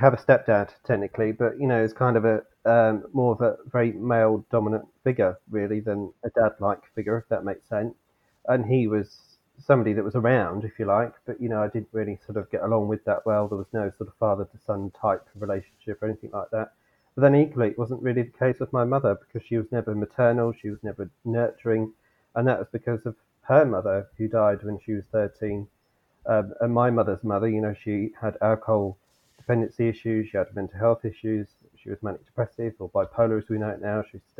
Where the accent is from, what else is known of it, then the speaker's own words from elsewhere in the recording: Southport, North West England, United Kingdom; you know, I grew up in Southport, which is near to Preston, not far from Liverpool.